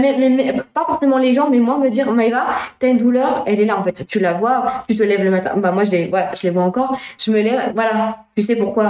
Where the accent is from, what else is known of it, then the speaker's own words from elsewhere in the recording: La Flèche, Pays de la Loire, France; also born or lived in Le Mans / Luché-Pringé; je suis née à La Flèche